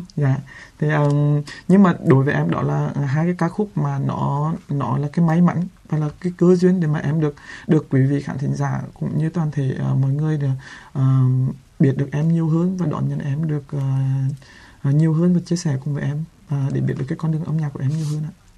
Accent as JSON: {"language": "Vietnamese", "region": "Quang Binh", "country": "Vietnam", "tie": "born or raised there", "said": "quảng bình quê"}